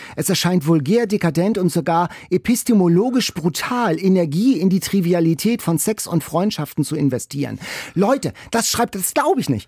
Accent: Lübeck, Schleswig-Holstein, Germany; Ich komme ja aus Lübeck

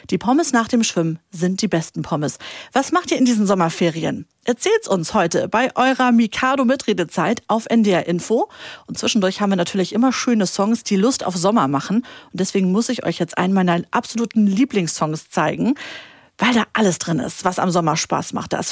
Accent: Hamburg, Germany; Wie alt bist du denn? Acht. Und woher kommst du? Ähm, ich komme aus Hamburg.

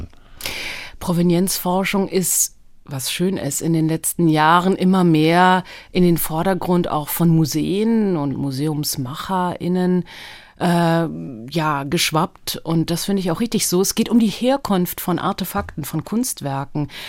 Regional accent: Berlin, Germany; first language Hebrew; also born or lived in Tel Aviv, Israel; war ich sehr klein, als wir über Umwege nach West-Berlin kamen aus Tel Aviv

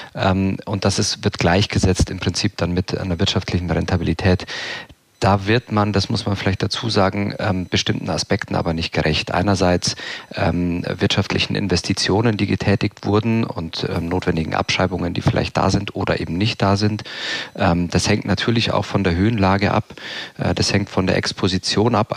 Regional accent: Southern Germany, Germany; Ich bin damit aufgewachsen hier im Süden

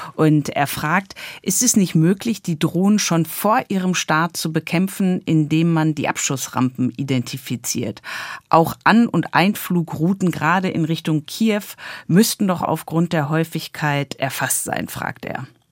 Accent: Germany; bei uns in Deutschland

